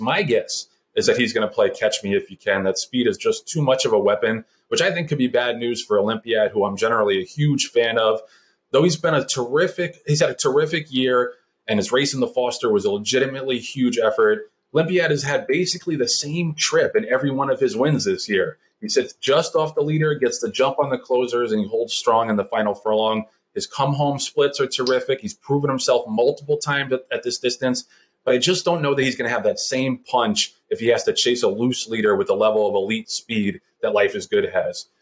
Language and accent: English; New York City, New York, United States; I'm from Brooklyn